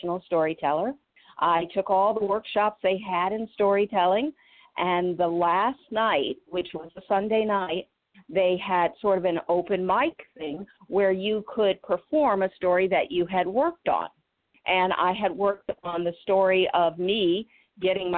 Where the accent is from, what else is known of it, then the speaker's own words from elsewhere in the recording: Illinois and Michigan, United States; moved away as an adult; also born or lived in Boston / Atlanta; I grew up in the Midwest, Illinois and Michigan.